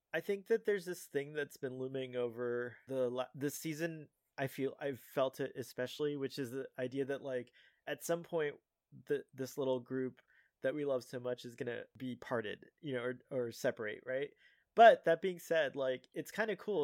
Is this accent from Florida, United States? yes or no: yes; Miami, Florida, United States; I was from Miami